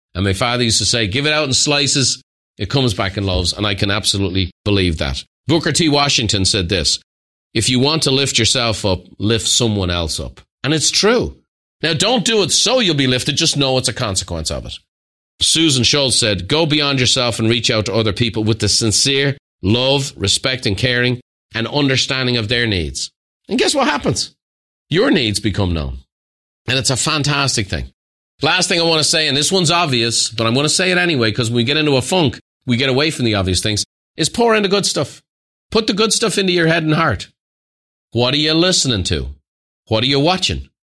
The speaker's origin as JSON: {"language": "English", "country": "Ireland", "said": "Irish people"}